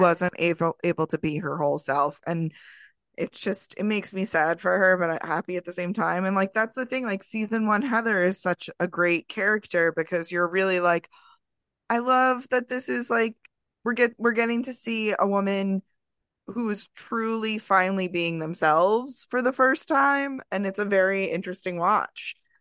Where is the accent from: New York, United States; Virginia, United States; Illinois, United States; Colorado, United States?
New York, United States; Long Island; also born or lived in Queens, New York; I am from Long Island. I am not from New York City proper. Did I live in Queens for almost twenty years? Yeah